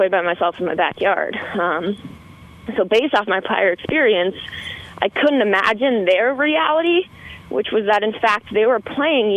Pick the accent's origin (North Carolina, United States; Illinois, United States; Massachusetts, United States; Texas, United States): Massachusetts, United States; Boston; So I grew up in the Boston, Massachusetts area, and I grew up in a suburb of Boston